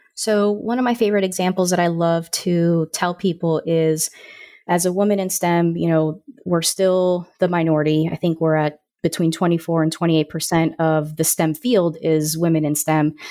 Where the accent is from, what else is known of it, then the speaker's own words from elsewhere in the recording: Orlando, Florida, United States; I grew up in Orlando, Florida